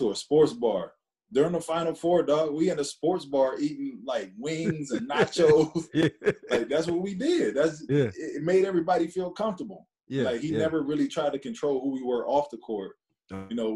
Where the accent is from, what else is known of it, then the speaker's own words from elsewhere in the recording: Cleveland, Ohio, United States; I'm from Cleveland, Ohio. I went to Lakewood, St. Edward